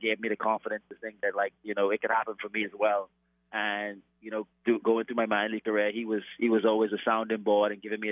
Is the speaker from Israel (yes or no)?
no; Bahamas; moved away; growing up in the Bahamas